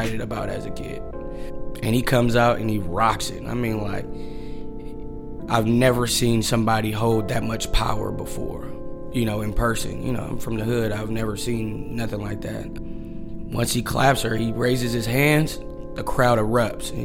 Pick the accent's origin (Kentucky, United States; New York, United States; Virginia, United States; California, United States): California, United States; Oakland; Growing up in West Oakland